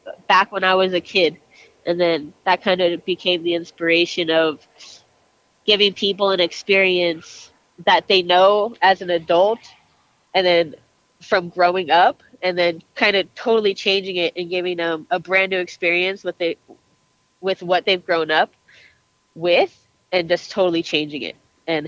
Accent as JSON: {"language": "English", "region": "Southern California", "country": "United States", "tie": "born or raised there", "moved": "yes", "lives_now": "Albuquerque, United States", "said": "I actually grew up in Southern California"}